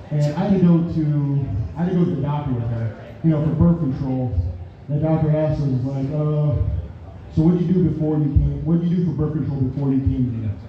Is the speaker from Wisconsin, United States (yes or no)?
yes; Wisconsin, United States; I'm originally from Wisconsin.